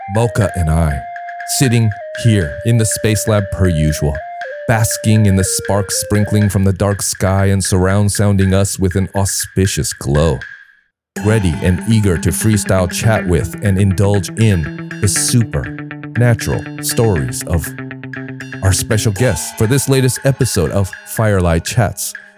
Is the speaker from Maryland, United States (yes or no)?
no; Detroit, Michigan, United States; also born or lived in California; now in Taiwan; Detroit Rock City in the state of Michigan, where yours truly also happened to be born